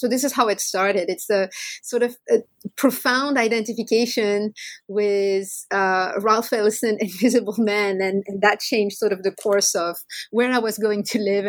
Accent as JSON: {"language": "English", "country": "France", "tie": "born there", "second_language": "English", "said": "I was born in France, so I'm the daughter of Maghrebi immigrants, but I wasn't really steeped there in Maghrebi or French ethnic culture."}